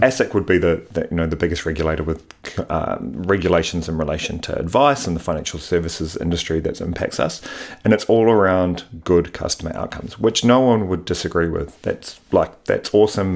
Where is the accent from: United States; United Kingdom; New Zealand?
New Zealand; Wellington; moved away as an adult; also born or lived in Sydney, Australia; born and raised in Wellington, went to university there